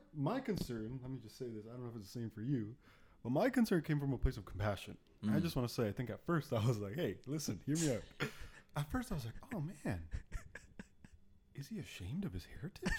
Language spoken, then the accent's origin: English; Pickering, Ontario, Canada; also born or lived in Ajax, Ontario; I grew up in Ajax and then Pickering